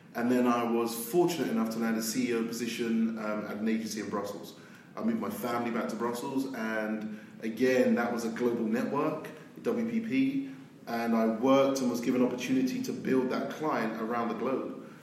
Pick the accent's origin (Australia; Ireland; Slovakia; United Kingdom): United Kingdom; London; moved away as an adult; now in New York, United States; I grew up in South London, um, and I lived in a place called Battersea